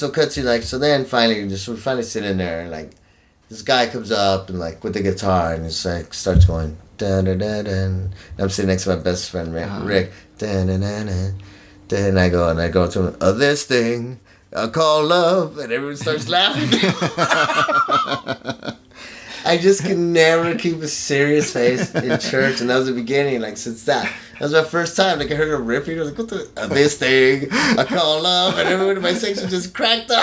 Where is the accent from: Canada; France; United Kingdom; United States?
United States; El Paso, Texas; I grew up in El Paso, Texas. Very Catholic.